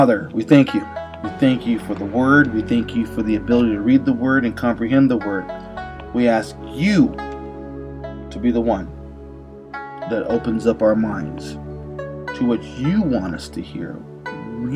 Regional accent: Las Vegas, Nevada, United States; my hometown here in Las Vegas

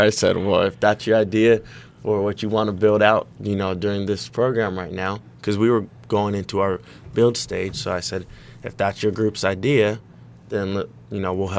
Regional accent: Stockton, California, United States; we're both from Northern California. I'm from Stockton.

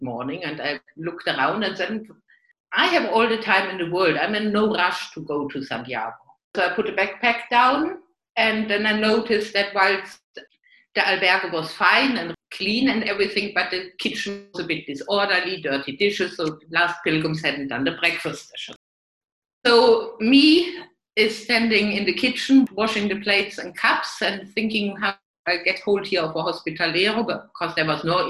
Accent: Germany; English is a second language; moved away as an adult; now in Spain; From my accent, you can guess that I'm not a native English speaker, so I'm German by birth

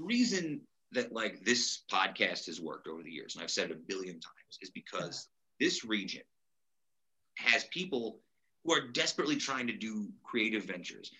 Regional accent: Utica, New York, United States; I'm from Utica.

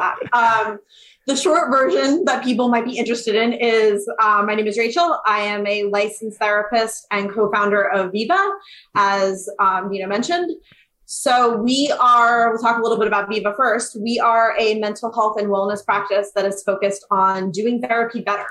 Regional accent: Arizona, United States; moved away; also born or lived in Westchester, New York; I was originally from Westchester, slightly upstate of the city, moved and grew up in Arizona

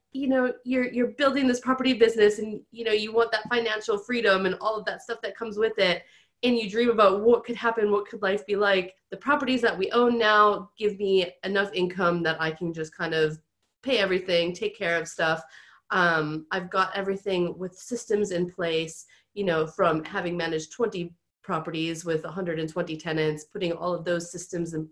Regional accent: United States; accent: American; moved away as an adult; now in United Kingdom; I am American, so if you guys can't tell from my accent, I have been over here in the UK for like 12 or 13 years now

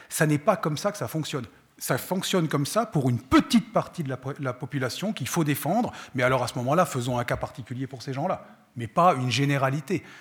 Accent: France; moved away as an adult; now in Switzerland; je viens de France, j'ai été élevé en France, j'ai fait mes études en France

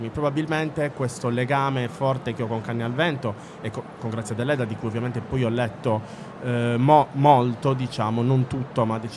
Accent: Sardinia, Italy; avere una scrittrice nella quale ci possiamo riconoscere anche in quanto sardi

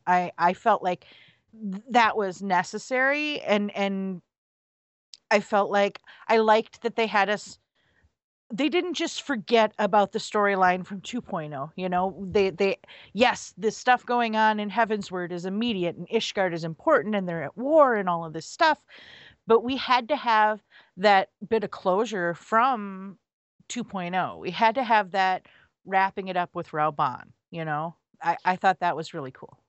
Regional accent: United States; I'm an American

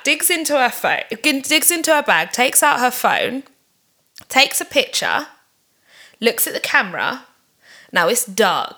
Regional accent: London, United Kingdom

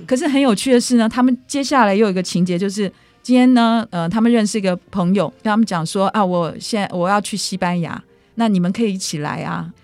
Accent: Taipei, Taiwan; 我们台北人

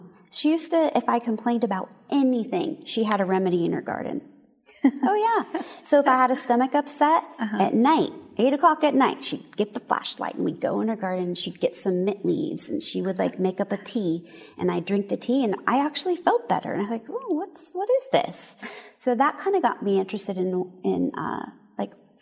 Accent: San Diego, California, United States; I actually grew up right here in San Diego.

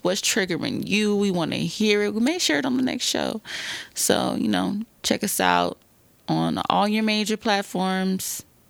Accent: California, United States; we're descendants of slaves. I'm from California

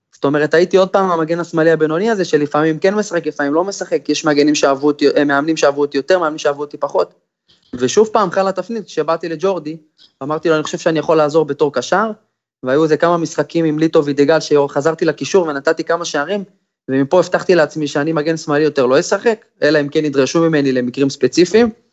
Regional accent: Israel; כשאתה ישראלי בין זרים

